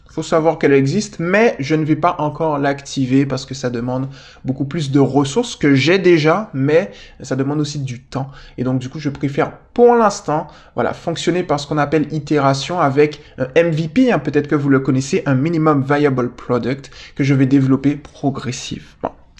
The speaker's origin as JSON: {"language": "French", "country": "Guadeloupe", "moved": "yes", "said": "je viens de Guadeloupe"}